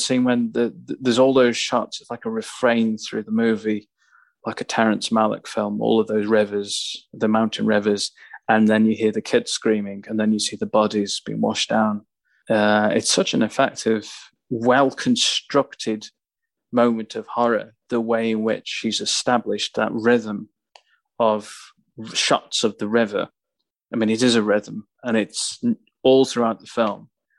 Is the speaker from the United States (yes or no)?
no; Staffordshire Moorlands, West Midlands, United Kingdom; moved away; also born or lived in Stoke-on-Trent / Warsaw; I was born in Stoke, so right. But I grew up in the Staffordshire Moorlands